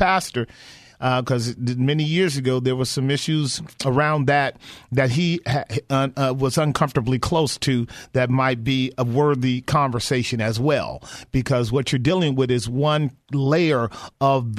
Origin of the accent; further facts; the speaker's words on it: Bay Area, California, United States; did you grow up in the Bay Area here like I did